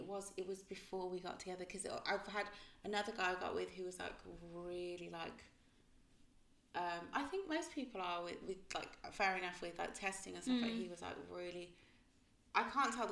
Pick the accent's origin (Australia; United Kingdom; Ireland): United Kingdom; Birmingham, West Midlands; also born or lived in Croydon; I'm from Birmingham.